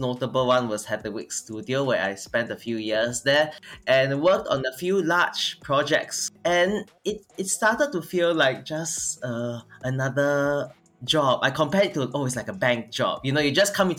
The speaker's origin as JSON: {"language": "English", "country": "Singapore", "said": "I'm from Singapore"}